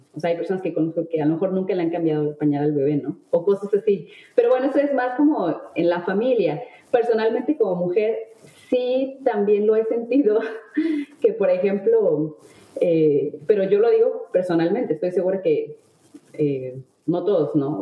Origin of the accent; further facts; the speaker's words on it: Mexico; moved away as an adult; now in France; soy mexicana